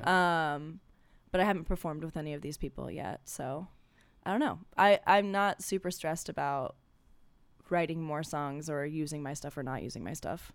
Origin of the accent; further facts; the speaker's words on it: Ohio, United States; now in Los Angeles, United States; I'm from Ohio.